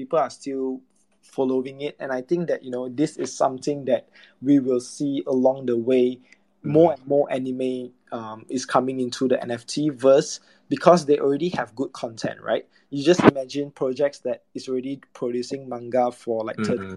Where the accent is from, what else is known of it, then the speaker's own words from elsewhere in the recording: Malaysia; I'm from Malaysia